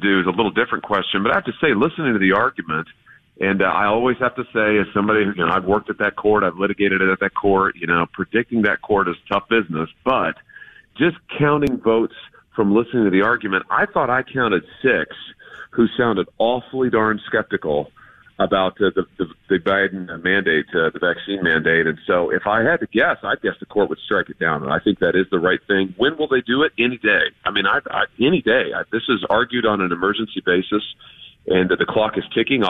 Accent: Missouri, United States; my home state of Missouri

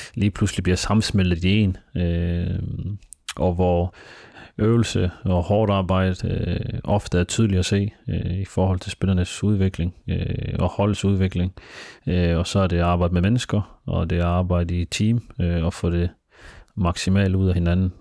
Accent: Denmark; jeg er født og opvokset i Danmark

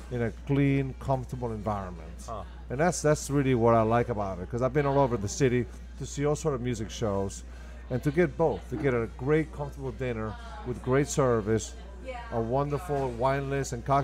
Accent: New Orleans, Louisiana, United States; born and raised in New Orleans.

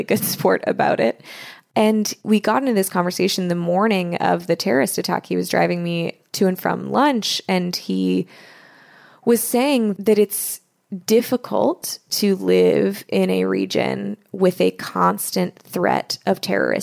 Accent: United States; I'm American

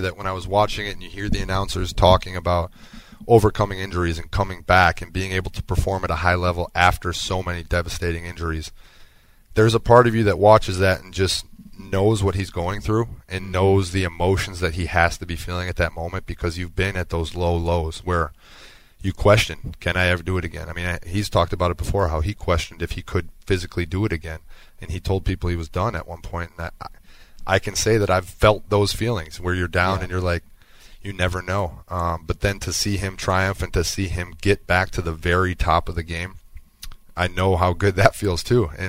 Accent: Wisconsin, United States; growing up in Wisconsin

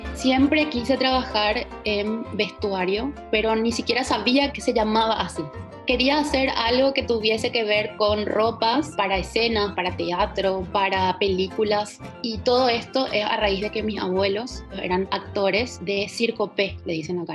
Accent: Paraguay; moved away as an adult; also born or lived in Ciudad del Este / Buenos Aires; me fui a estudiar a Buenos Aires porque en Paraguay no existía ni siquiera la carrera de indumentaria en aquel momento

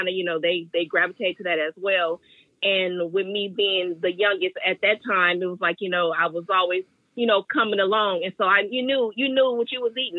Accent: Oakland, California, United States; Oakland, born and raised in Oakland my whole life

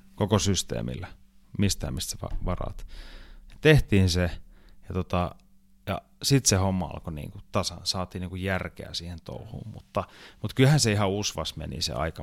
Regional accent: Finland; Mä lensin takas Suomeen

